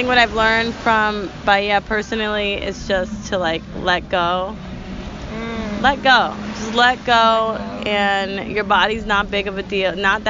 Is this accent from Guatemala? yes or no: no; Peru; so I'm coming from Peru.